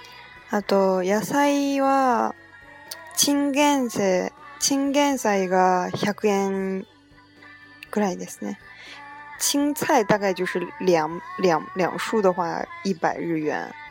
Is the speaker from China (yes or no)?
yes; China; now in Japan; 真的还对欧美人来说都非常贵，更何况是对我们中国人来说呢，一样的贵了。